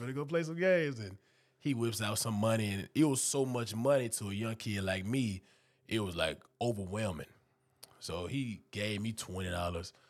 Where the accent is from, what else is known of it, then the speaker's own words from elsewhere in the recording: Houston, Texas, United States; also born or lived in Dayton, Texas; now in Memphis, United States; I'm from Houston, Texas, but I'm in the outskirts. I'm in Humboldt, the Tacita area.